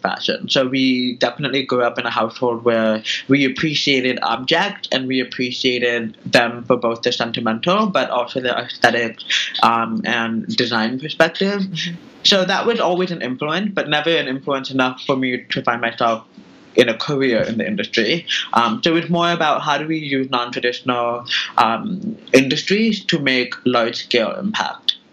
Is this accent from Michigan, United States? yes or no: no; Tracy, California, United States; moved away as an adult; also born or lived in Manhattan, New York; now in New York, United States; I was born and raised in California. So I am a Californian by nature, and now I live in Manhattan.